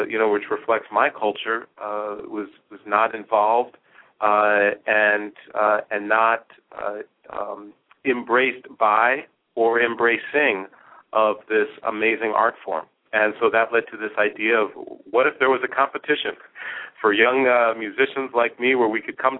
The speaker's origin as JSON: {"language": "English", "town": "Hershey", "region": "Pennsylvania", "country": "United States", "tie": "born or raised there", "also_born_or_lived": "New York / Michigan", "moved": "as an adult", "lives_now": "Detroit, United States", "said": "growing up, I was always either the only minority or one of less than a handful. Initially in New York, and then when I was 10 years old, moved to Hershey, Pennsylvania"}